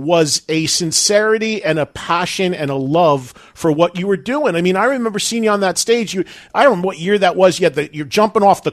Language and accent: English; New Jersey, United States; as a kid, growing up in New Jersey